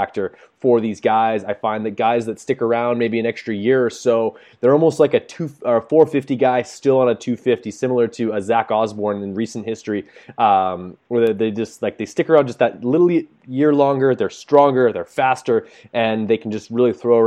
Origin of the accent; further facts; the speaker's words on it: Canada; as a Canadian